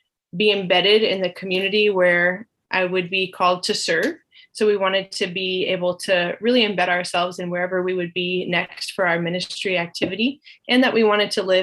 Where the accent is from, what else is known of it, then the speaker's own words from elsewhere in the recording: New Jersey, United States; now in Eastern Kentucky, United States; I'm from New Jersey originally